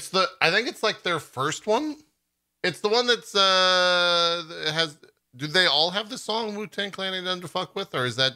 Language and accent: English; Texas, United States; I grew up in Texas.